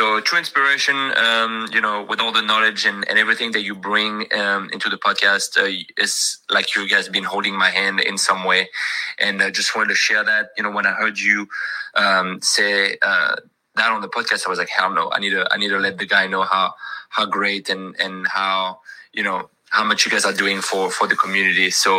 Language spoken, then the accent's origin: English; Paris, Île-de-France, France; now in Pensacola, United States; I'm originally from Paris, France, but I live in Pensacola, Florida, not too far from Doug, actually a couple hours from him.